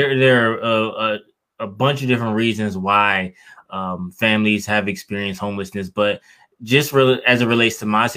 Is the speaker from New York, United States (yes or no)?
no; Detroit, Michigan, United States; growing up in Detroit, I entered the foster care system at 9 years old